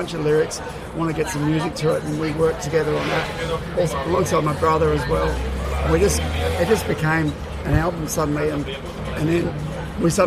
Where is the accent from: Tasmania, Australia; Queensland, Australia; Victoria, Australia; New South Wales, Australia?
New South Wales, Australia; Sydney; I'm from Sydney, I'm born and bred in Sydney